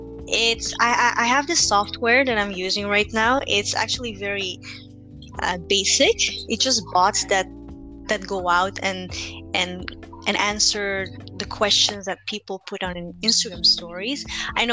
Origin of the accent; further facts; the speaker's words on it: Philippines; now in Belgium; we come from the Philippines, which, you know, is like a third world country.